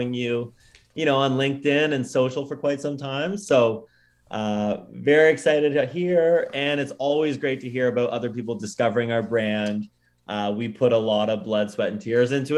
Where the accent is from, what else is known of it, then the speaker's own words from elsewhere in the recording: Oakville, Ontario, Canada; also born or lived in Scotland; my kind of local brew pub in my hometown of Oakville